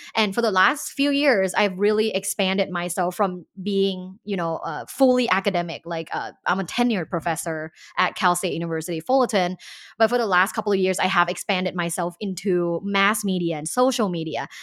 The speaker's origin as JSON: {"language": "English", "country": "Thailand", "tie": "born or raised there", "moved": "yes", "lives_now": "United States", "said": "growing up in Thailand"}